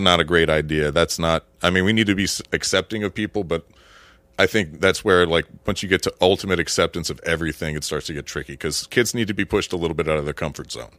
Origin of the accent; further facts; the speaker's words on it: Florida, United States; I grew up in Florida